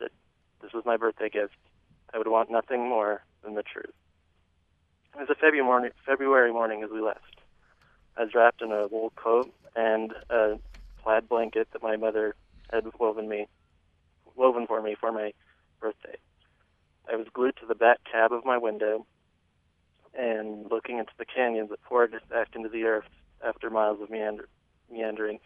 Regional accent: Emery County, Utah, United States; I was born in Emory County. I've been here for six generations.

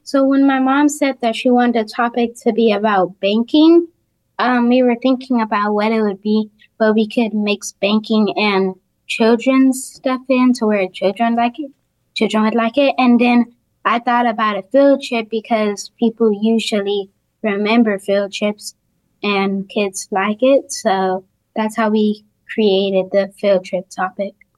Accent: Kenya; moved away; I am a immigrant from Kenya, so I don't have family here.

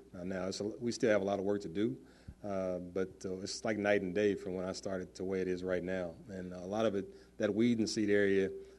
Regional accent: Wichita, Kansas, United States; That reminds me of the neighborhood that I grew up in Northeast Wichita before we had all the gangs and drug activity.

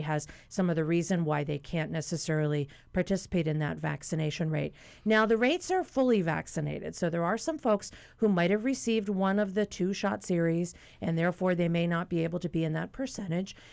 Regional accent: Pennsylvania, United States; moved away; my home state of Pennsylvania

